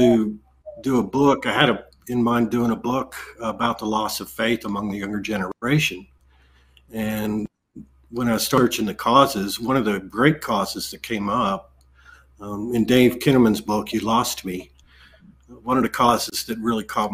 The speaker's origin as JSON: {"language": "English", "region": "Texas Panhandle", "country": "United States", "tie": "born or raised there", "said": "I grew up in the Texas Panhandle in in the Methodist church"}